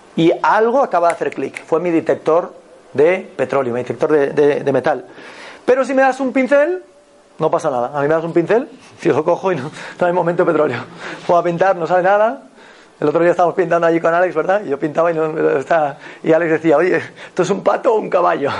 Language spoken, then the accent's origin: Spanish; Galicia, Spain; Yo soy de Galicia